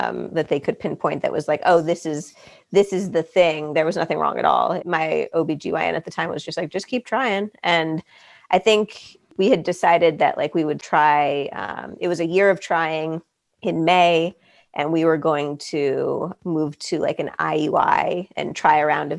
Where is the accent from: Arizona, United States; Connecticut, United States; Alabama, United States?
Arizona, United States; moved away as an adult; also born or lived in New Jersey / Los Angeles; So I was born in New Jersey, but I spent most of my childhood in Arizona, and I went to the University of Arizona for college